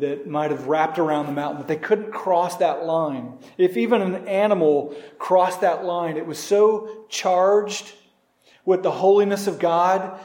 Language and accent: English; Norman, Oklahoma, United States; my hometown in Norman, Oklahoma